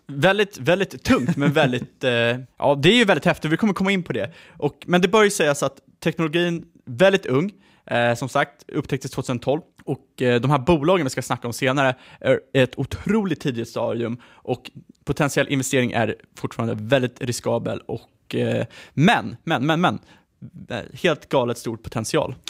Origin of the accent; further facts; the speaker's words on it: Sweden; som svensk